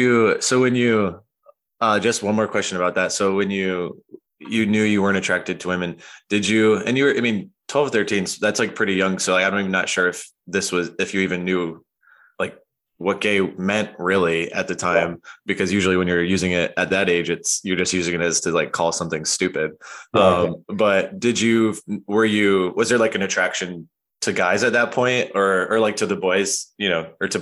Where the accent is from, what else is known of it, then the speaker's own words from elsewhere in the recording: Rochester, Michigan, United States; moved away; I grew up in Rochester, which I believe is like not very far from Dearborn